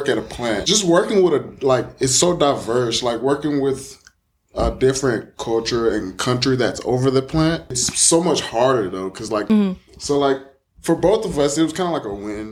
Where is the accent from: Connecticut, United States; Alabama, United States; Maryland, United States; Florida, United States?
Alabama, United States; Dadeville; I'm originally from Dadeville, which is about roughly 10 minutes away.